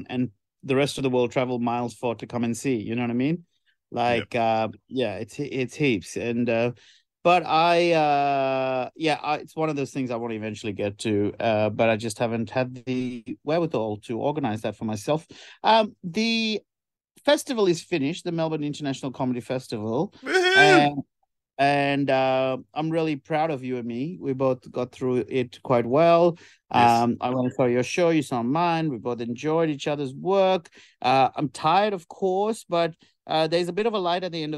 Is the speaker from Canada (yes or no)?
no; Sri Lanka; now in Australia; when I grew up in Sri Lanka